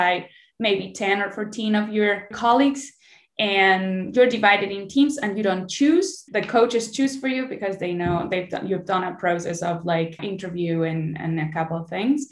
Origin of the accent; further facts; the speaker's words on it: Basque Country, Spain; we are from the Basque region